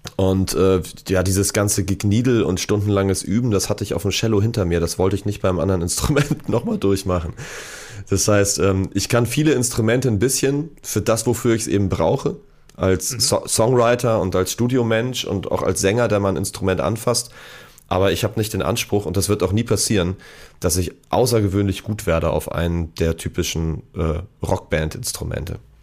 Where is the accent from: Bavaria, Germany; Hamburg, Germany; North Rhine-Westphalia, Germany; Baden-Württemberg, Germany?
Hamburg, Germany; also born or lived in Munich; ich bin in Hamburg geboren, habe dann aber meine ersten Jahre in München verbracht und äh, bin in der Leopoldstraße eingeschult worden. Und äh, ja, bin dann irgendwann wieder zurück